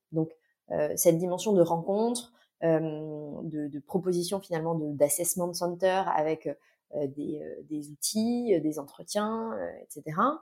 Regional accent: Nantes, Pays de la Loire, France; moved away; also born or lived in Vendée / Paris; Je suis originaire de Nantes

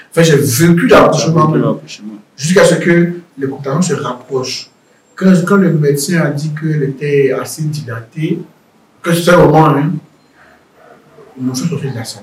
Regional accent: Riga, Latvia; voyez, chez nous, à Riga, les conditions des maisons, c'est moins million.

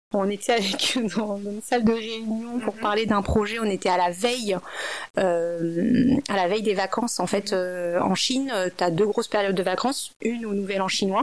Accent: France; moved away as an adult; also born or lived in China; je suis une française d'origine asiatique

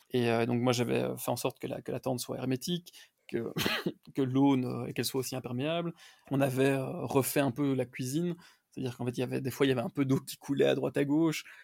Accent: Brussels, Brussels-Capital Region, Belgium; moved away as an adult; also born or lived in Los Angeles, United States / Dallas, United States; now in United States; je viens de Bruxelles en Belgique

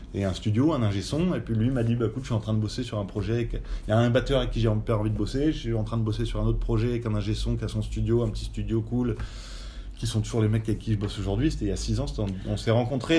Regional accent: France; moved away as an adult; now in Belgium; je suis français. Maintenant, ça fait 20 ans que je vis en Belgique

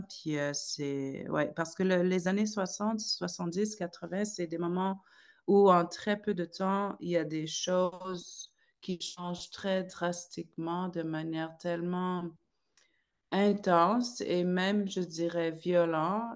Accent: Salluit, Quebec, Canada; moved away as an adult; j'ai grandi là-bas jusqu'à mes 22 ans.

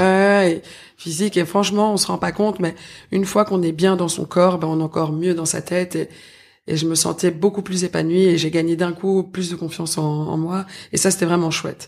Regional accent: Brussels, Brussels-Capital Region, Belgium; je viens de Bruxelles

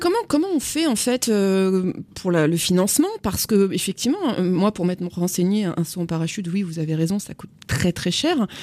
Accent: Agen, Nouvelle-Aquitaine, France; je suis moi-même d'Agen

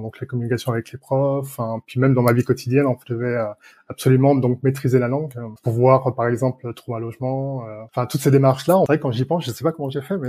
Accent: Nantes, Pays de la Loire, France; moved away as an adult; now in Berlin, Germany; je viens donc de la région nantaise

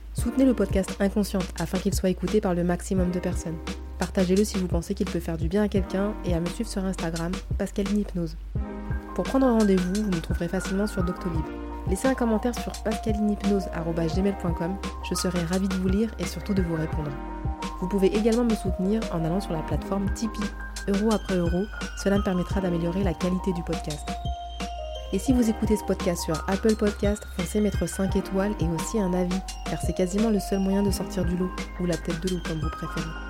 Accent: France; nous les Frenchies

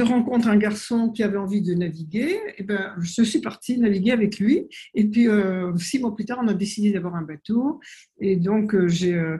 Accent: French Polynesia; also born or lived in France; c'est ma mère qui est née en Polynésie et j'y ai grandi, mais je suis née en France pendant la guerre.

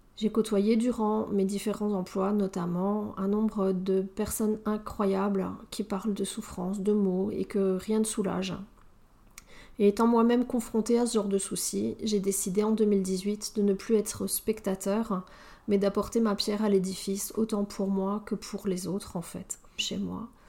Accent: France; moved away as an adult; now in Belgium; je suis française, mais effectivement, je vis en Belgique

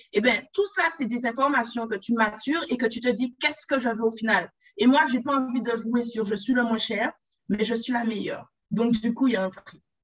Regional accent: Guadeloupe; de base, je suis Guadeloupéenne.

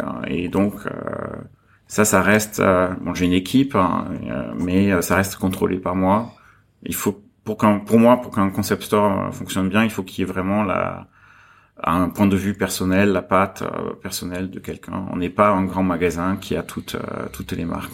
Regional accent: south of France, France; moved away as an adult; now in Hong Kong; je suis né en France, dans, dans un village du, du, sud de la France, et euh, je suis arrivé à Hong Kong juste après mes études. Donc j'avais 22 ans quand je suis arrivé ici

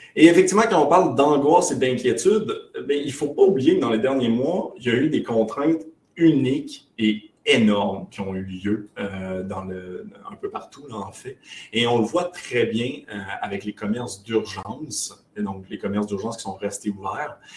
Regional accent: Quebec, Canada; on est québécois. je sais, ça ne paraît pas, j'ai pas beaucoup d'accent

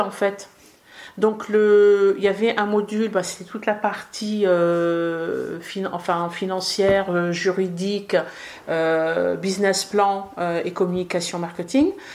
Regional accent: France; born or raised there; also born or lived in Casablanca, Morocco

